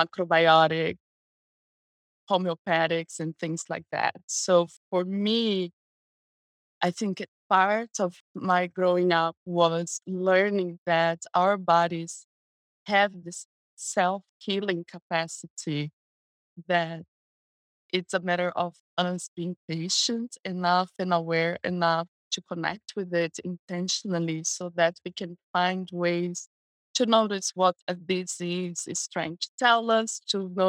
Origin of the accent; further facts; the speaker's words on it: Brazil; English is a second language; also born or lived in West Coast, United States; now in United States; So I was raised in Brazil. That's where I'm from.